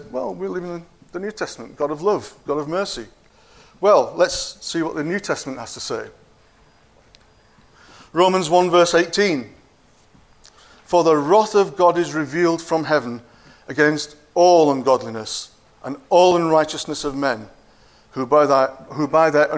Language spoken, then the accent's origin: English; Yorkshire and the Humber, United Kingdom; now in Cockermouth, United Kingdom; I was born in Yorkshire, and I'm a proud Yorkshireman